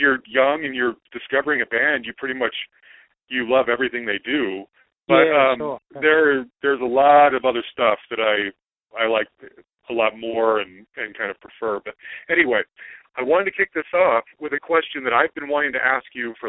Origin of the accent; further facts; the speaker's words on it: Salt Lake City, Utah, United States; I'm originally from Salt Lake City, Utah.